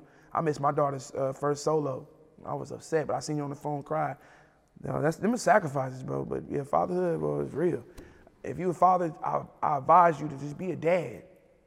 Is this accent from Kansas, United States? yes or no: yes; Kansas, United States; But I'm from Kansas. I'm actually from Kansas, so I'm the biggest artist out of mm-hmm. Kansas.